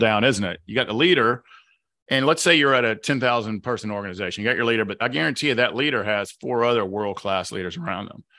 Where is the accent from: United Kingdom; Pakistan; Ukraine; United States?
United States; the South; accent: Southern; my Southern accent